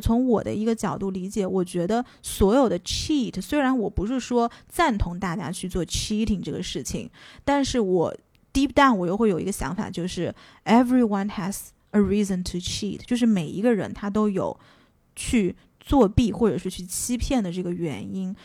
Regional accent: China; moved away as an adult; also born or lived in United States; 作为一个中国人

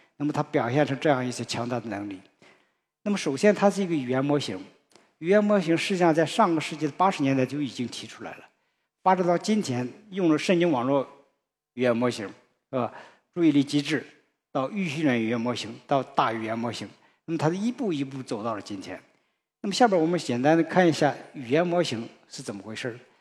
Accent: China; 我们中国人

